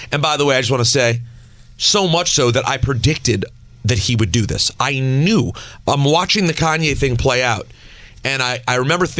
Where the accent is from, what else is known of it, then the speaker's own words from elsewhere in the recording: New Jersey, United States; Are you kidding me? I'm from New Jersey.